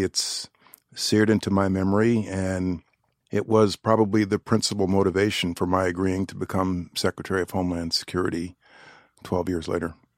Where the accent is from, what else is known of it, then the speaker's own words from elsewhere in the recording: New York, United States; I'm a New Yorker